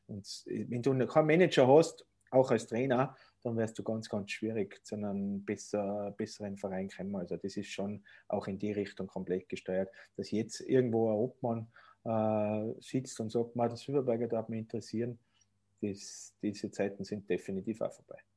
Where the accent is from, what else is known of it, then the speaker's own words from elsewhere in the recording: Tyrol, Austria; ich bin ein waschechter Tiroler und der Tiroler verlässt seine Heimat eigentlich ungern, das kommt auch noch dazu.